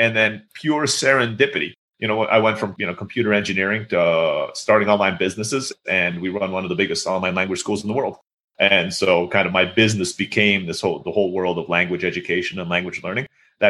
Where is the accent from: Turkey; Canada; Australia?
Turkey; Istanbul; moved away as an adult; now in Mexico; And I grew up in Istanbul, Turkey. So all my friends were Turkish and I was speaking Turkish.